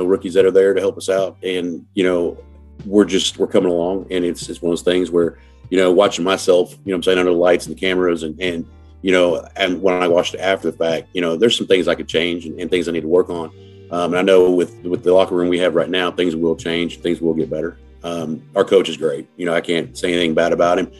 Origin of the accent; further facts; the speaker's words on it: Oceanside, California, United States; I'm originally from Oceanside, California